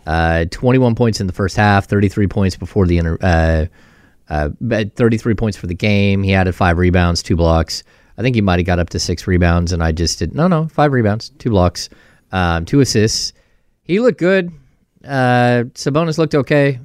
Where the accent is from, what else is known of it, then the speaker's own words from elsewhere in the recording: Grass Valley, California, United States; also born or lived in Sacramento; I grew up in Grass Valley